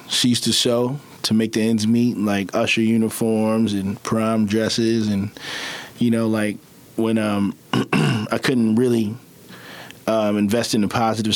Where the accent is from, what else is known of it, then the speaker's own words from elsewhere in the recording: Baltimore, Maryland, United States; also born or lived in Savannah, Georgia; Born and raised in West Baltimore, like from the mud, came a long way. Left, went to school in Savannah, Georgia